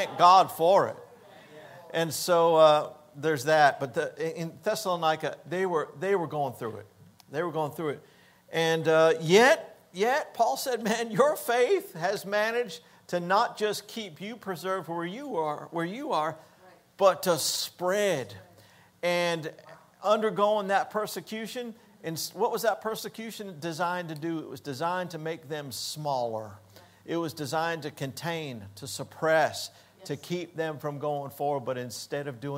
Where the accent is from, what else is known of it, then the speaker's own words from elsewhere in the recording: Hollywood, Florida, United States; moved away; also born or lived in Denver; We grew up in South Florida